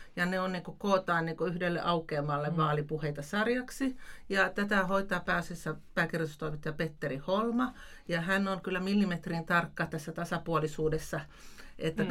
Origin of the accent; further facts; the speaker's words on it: Tampere, Pirkanmaa, Finland; now in Lapland, Finland; itse olen Tampereelta kotoisin